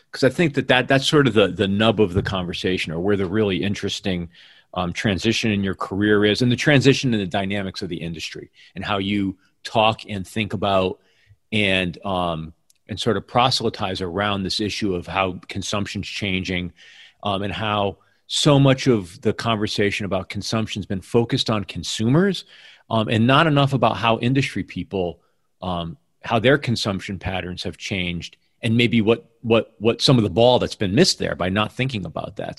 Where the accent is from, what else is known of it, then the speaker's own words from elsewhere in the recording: Northeast, United States; moved away as an adult; also born or lived in New York; now in Seattle, United States; I grew up in the Northeast